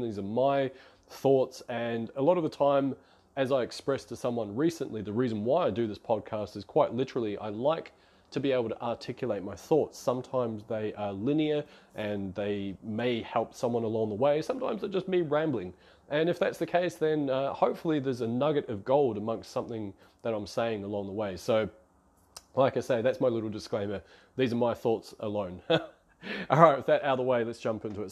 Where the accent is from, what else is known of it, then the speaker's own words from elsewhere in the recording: New Zealand; moved away as an adult; now in Melbourne, Australia; I'm based out of Melbourne, Australia. I come from New Zealand